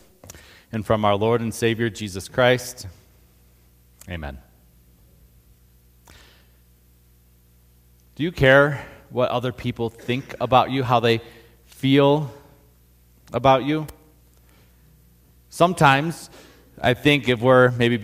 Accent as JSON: {"language": "English", "region": "Northeast Ohio", "country": "United States", "tie": "born or raised there", "moved": "as an adult", "lives_now": "Colorado, United States", "said": "I'm from Northeast Ohio"}